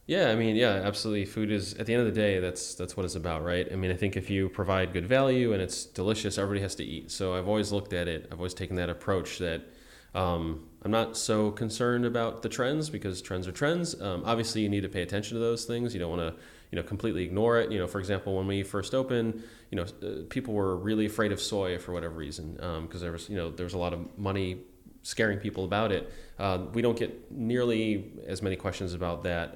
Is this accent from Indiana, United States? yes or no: no; Buffalo, New York, United States; I'm from Buffalo